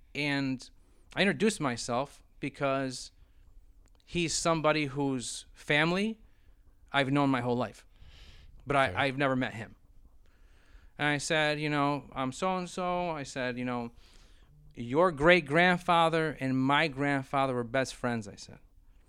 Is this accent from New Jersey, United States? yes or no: no; Brockport, New York, United States; we're from Brockport, New York.